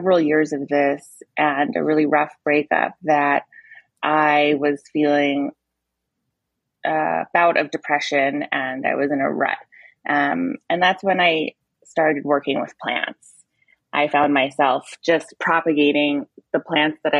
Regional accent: Middletown, New York, United States; I grew up in Middletown, New York, which is about an hour and a half northwest of the city

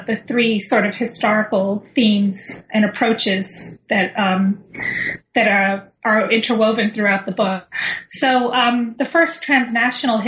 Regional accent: Miami, Florida, United States; also born or lived in New York; I'm originally from New York, but I grew up in Miami alongside Cuban immigrants.

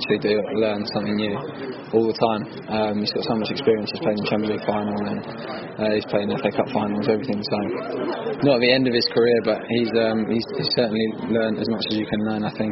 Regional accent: England, United Kingdom; I was born in England

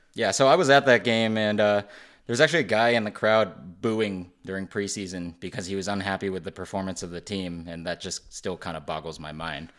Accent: Western Massachusetts, United States; I grew up in Western Massachusetts

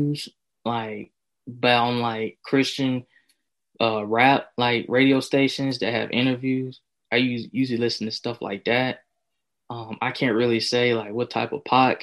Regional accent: Winston-Salem, North Carolina, United States; also born or lived in Lexington, North Carolina; I'm from Lexington, North Carolina. Mm-hmm. I was born in Winston-Salem, so that's where I'm from

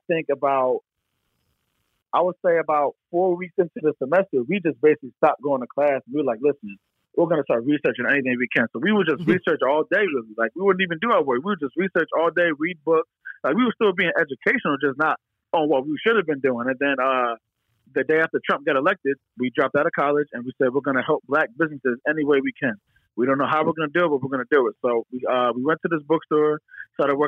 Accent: Philadelphia area, Bucks County, Pennsylvania, United States; I'm from the Philadelphia area. I've lived in Philadelphia for over 10 years, and I'm not born in Philadelphia, but I'm born in like Bucks County

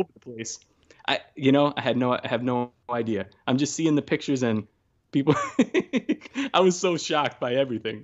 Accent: New York City, New York, United States; born and raised in New York and Brooklyn

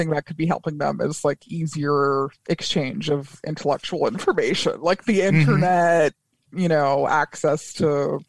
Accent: Colorado Springs, Colorado, United States; moved away; Where I grew up in Colorado, there's just a lot of really dense areas of tree. I'm from Colorado Springs

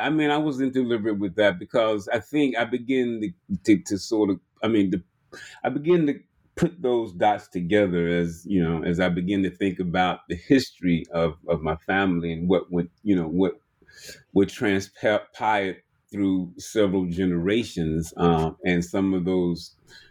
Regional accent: Birmingham, Alabama, United States; You're talking about growing up in Birmingham and coming up in what they call sort of like a juke joint or a shot house.

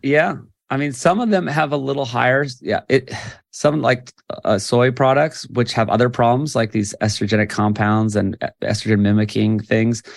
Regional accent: Hawaii, United States; I'm from Hawaii, born and raised.

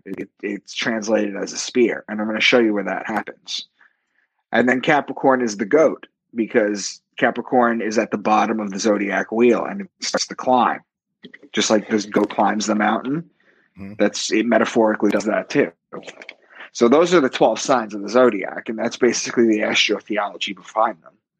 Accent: Long Island, New York, United States; moved away as an adult; also born or lived in Boston; I'm from Long Island, and I moved to Boston, and uh, for a new job.

